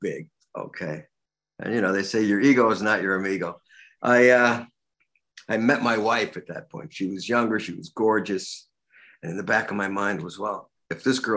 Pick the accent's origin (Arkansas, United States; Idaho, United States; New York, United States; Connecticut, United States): New York, United States; New York City; I grew up in Brooklyn